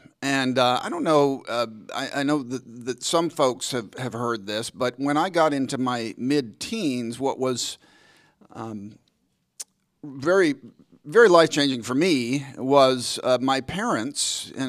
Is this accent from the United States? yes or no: yes; Dallas, Texas, United States; also born or lived in Wheaton; I grew up in Dallas